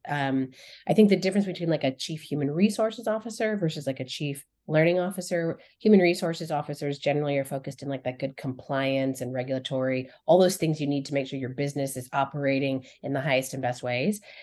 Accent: Colorado, United States; I grew up in Colorado

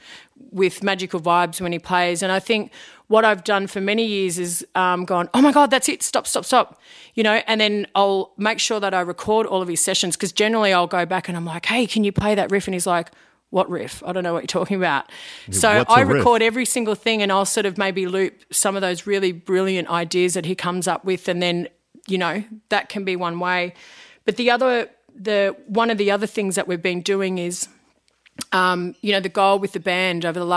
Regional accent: Wangaratta, Victoria, Australia; now in Melbourne, Australia; I'm from Wangaratta

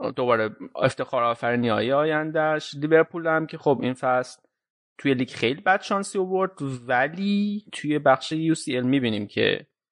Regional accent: Isfahan, Iran; من که بچه اصفهانم

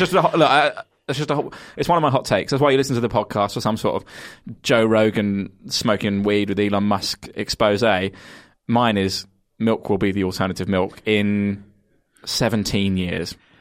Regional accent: Kent, South East England, United Kingdom; I'm from Kent

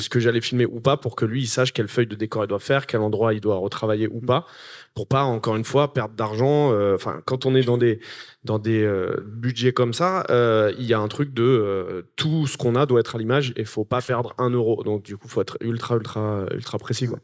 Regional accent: Noisy-le-Grand, Île-de-France, France; j'ai grandi à Noisy-le-Grand

